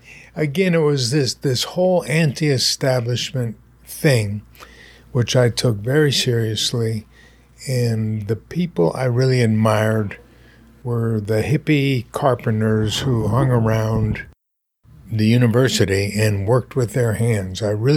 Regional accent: Pennsylvania, United States; born there; also born or lived in Winnipeg, Canada / Maryland / New Jersey; So I was born in Pennsylvania, lived in Pennsylvania two or three times in my life, but moved about every 3 years, twice in Winnipeg, Canada, once in Maryland, once last in New Jersey.

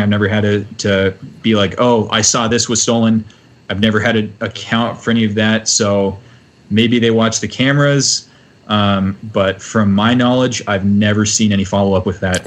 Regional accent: Texas, United States; now in Minnesota, United States; moving from Texas to Minnesota

